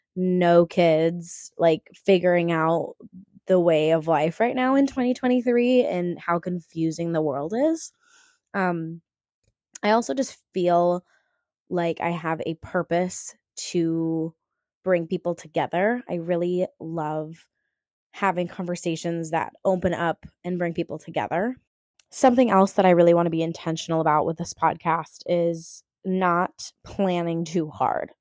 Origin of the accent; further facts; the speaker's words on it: Minneapolis, Minnesota, United States; I grew up performing professionally around the Twin Cities area as a theater kid